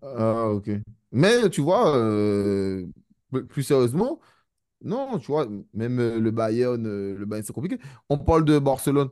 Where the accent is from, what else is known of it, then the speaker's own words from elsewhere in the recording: Guadeloupe, France; je suis Guadeloupéen